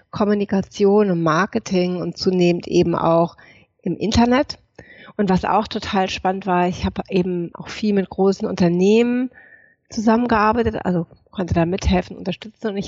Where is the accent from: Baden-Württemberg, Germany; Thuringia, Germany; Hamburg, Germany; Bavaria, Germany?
Hamburg, Germany; so, woher komme ich? Ich komme aus Hamburg, aus Norddeutschland. Ich komme aus einer alten Seefahrerfamilie.